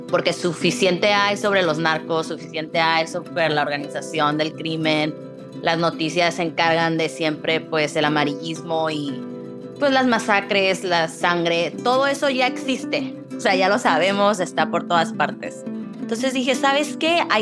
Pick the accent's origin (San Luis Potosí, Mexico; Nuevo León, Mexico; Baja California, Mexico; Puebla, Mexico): Baja California, Mexico; Tijuana; also born or lived in Chula Vista, California, United States; soy de Tijuana, Chulavista, crecí en lo mejor de los dos mundos.